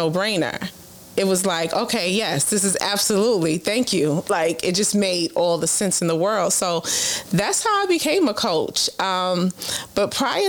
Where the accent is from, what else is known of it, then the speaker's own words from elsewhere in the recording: New York City, New York, United States; born and raised in Brooklyn.